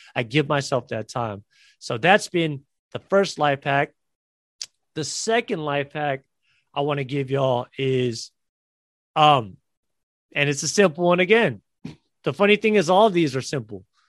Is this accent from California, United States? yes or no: yes; San Francisco, California, United States; San Francisco at the Chase Center in San Francisco, my hometown